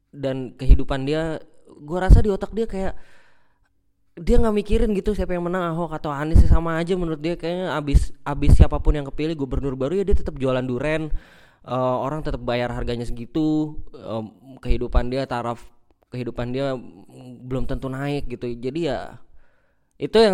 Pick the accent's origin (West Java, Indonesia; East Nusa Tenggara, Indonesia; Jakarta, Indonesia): West Java, Indonesia; Bekasi; ya gua nggak milih gua orang Bekasi gitu